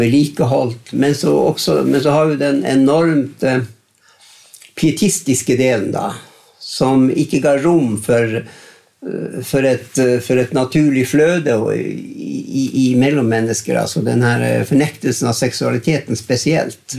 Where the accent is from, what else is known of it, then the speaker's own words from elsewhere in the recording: Grettaksbotn, Northern Norway, Norway; Men eftersom jeg vokste opp i Grettaksbotn, mm. så vokste vi opp i en norsk, nordnorsk eh, kontekst.